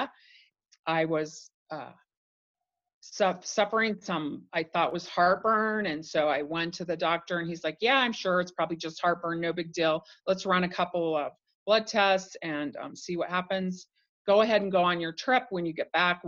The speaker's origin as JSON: {"language": "English", "region": "Idaho", "country": "United States", "tie": "born or raised there", "said": "I grew up in Idaho"}